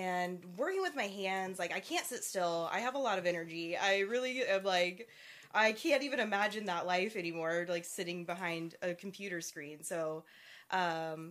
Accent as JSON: {"language": "English", "region": "Iowa", "country": "United States", "moved": "yes", "said": "I'm from Iowa originally"}